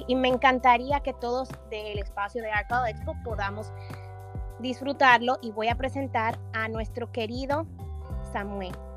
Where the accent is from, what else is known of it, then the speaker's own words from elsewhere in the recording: Dominican Republic; moved away; mi tierra bella, la isla de la Quisqueya hermosa y vamos a viajar a República Dominicana